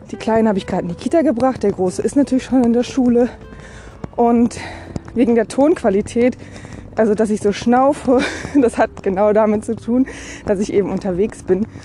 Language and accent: German; Berlin, Germany; born there; Ich äh, lebe in Rheinland-Pfalz, bin aber gebürtige Berlinerin